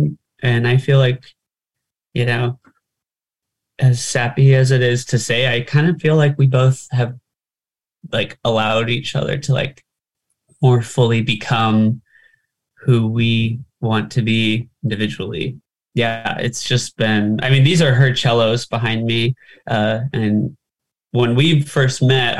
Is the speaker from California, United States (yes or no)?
yes; California, United States; growing up in California.